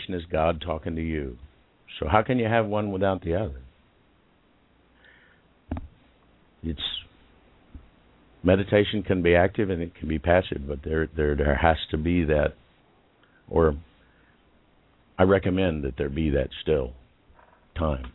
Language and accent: English; United States; Being the American representative in the virtual room